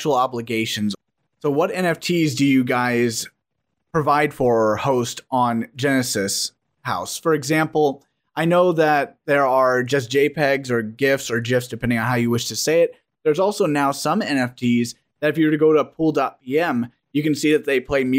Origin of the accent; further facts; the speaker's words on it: United States; As an American